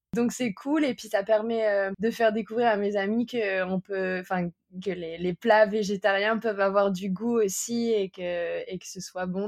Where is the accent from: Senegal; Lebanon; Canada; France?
France; je suis française